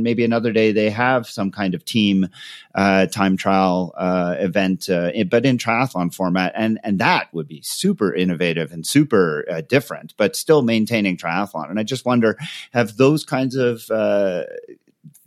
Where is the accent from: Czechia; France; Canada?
Canada; moved away; being originally Canadian